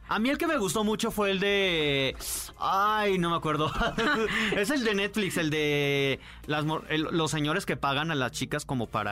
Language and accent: Spanish; León, Guanajuato, Mexico; Yo sería de provincia porque soy de León